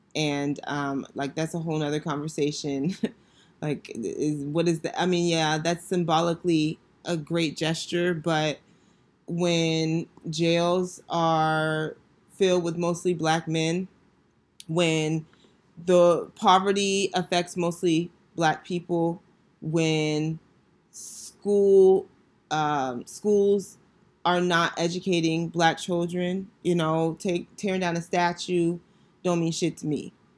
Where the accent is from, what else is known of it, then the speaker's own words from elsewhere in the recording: Northern Virginia, United States; moved away as an adult; now in Washington, D.C., United States; I grew up in Northern Virginia and I currently live in D C